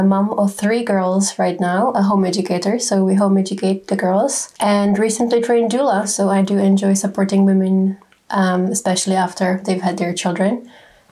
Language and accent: English; Czechia; moved away as an adult; now in United Kingdom; we come originally from the Czech Republic